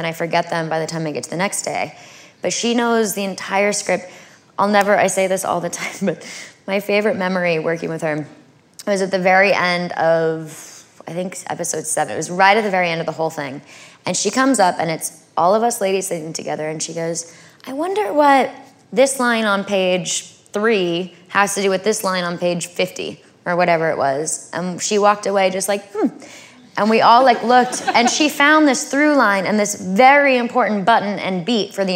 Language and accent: English; California, United States; I'm from California